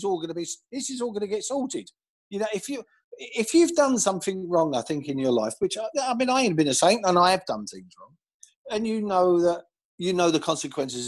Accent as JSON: {"language": "English", "region": "London", "country": "United Kingdom", "tie": "born or raised there", "said": "I was born in Tooting and grew up in Tooting in South London"}